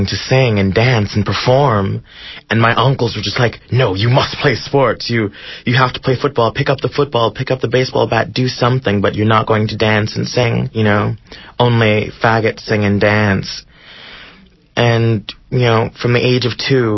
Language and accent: English; Oakland, California, United States; I'm 16 years old, and I'm from Oakland, California